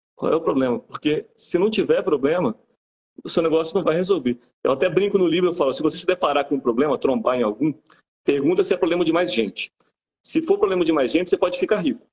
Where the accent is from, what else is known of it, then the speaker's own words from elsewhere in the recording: Bahia, Brazil; also born or lived in Belo Horizonte, Minas Gerais; now in Juiz de Fora, Brazil; mineiro de BH, sou mineiro de BH, fui criado na Bahia